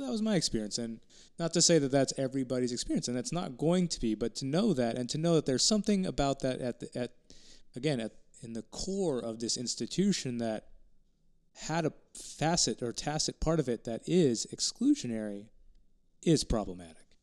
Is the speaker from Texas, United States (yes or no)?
yes; Texas Panhandle, United States; I grew up in the Texas Panhandle.